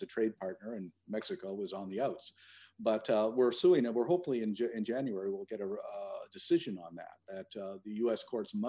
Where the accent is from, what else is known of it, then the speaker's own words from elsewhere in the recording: Eastern Canada, Canada; moved away; I was raised in a fishing village in Eastern Canada